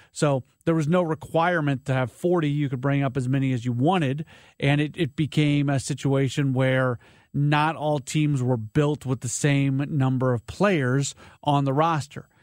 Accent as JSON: {"language": "English", "town": "St. Louis", "region": "Missouri", "country": "United States", "tie": "born or raised there", "moved": "as an adult", "said": "I grew up in St. Louis, but I've been away for 20 years."}